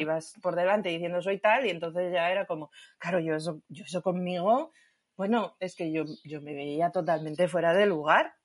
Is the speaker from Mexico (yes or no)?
no; Asturias, Spain; soy de Asturias